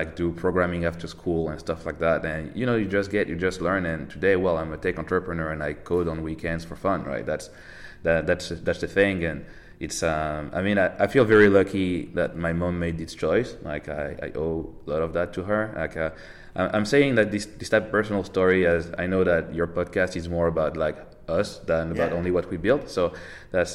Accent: Paris, Île-de-France, France; I'm from France, like born and raised in Paris

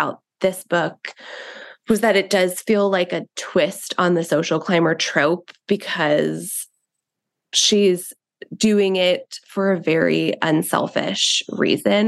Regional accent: New York City, New York, United States; I grew up in Queens in New York

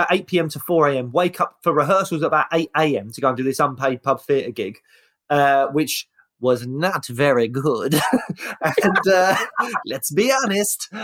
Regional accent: London, United Kingdom; it's Peckham, and that's where the council estate was.

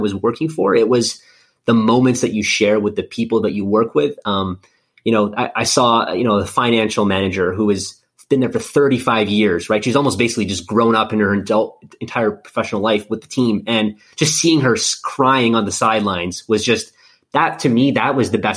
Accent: Winnipeg, Manitoba, Canada; moved away as an adult; also born or lived in East Coast of Canada; now in Kansas City, United States; born and raised in Winnipeg, Manitoba.

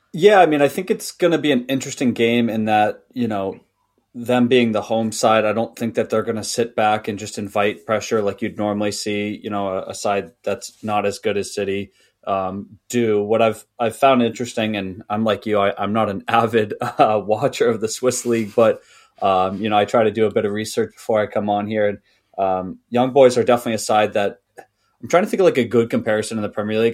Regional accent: United States; as an American, because when I played, um, soccer slash football in, uh, in high school

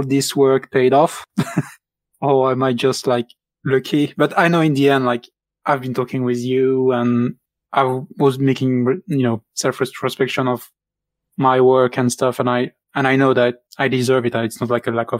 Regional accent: Belgium; first language French; English is a second language; moved away as an adult; now in United Kingdom; I'm from Belgium.

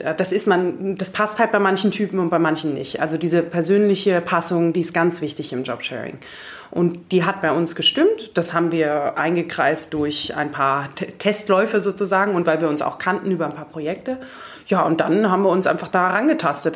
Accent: Munich, Bavaria, Germany; moved away as an adult; also born or lived in Greece / Frankfurt; in Griechenland geboren und hier aufgewachsen in München

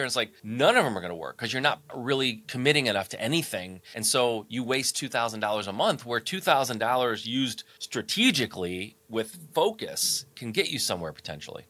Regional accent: Michigan, United States; I'm born and raised in Michigan, so Midwest kid

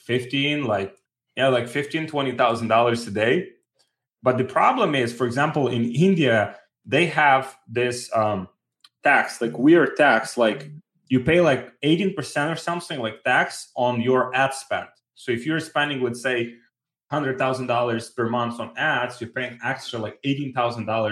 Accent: Ukraine; moved away; I'm from Ukraine

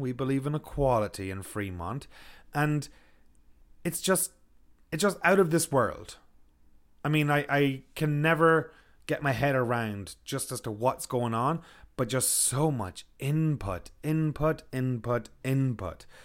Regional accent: Ireland; now in Kelowna, Canada; I'm from Ireland.

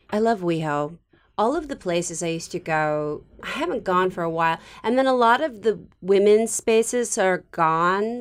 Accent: San Francisco, California, United States; I'm from San Francisco, so there's kind of a, a sense of maybe a few more women's spaces

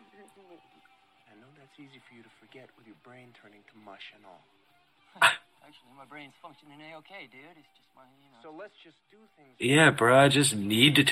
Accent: United States; I'm American

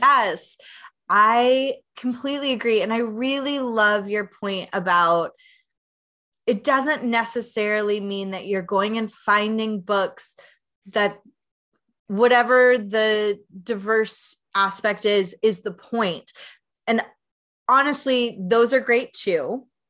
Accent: Knoxville, Tennessee, United States; now in Chicago, United States; I'm originally from Knoxville, Tennessee

